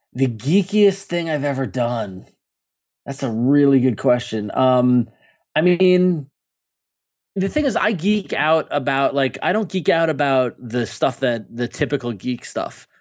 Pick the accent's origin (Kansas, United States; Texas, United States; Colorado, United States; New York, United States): New York, United States; Long Island; I grew up on Long Island